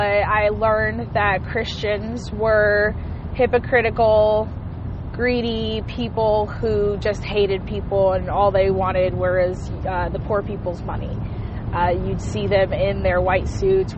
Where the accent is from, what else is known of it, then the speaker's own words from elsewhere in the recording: Hawaii, United States; I was born and raised in Hawaii